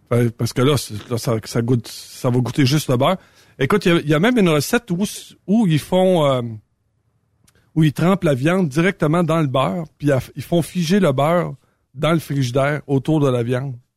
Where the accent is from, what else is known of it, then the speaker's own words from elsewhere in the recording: Saint-Tite, Quebec, Canada; chez nous, à Saint-Tite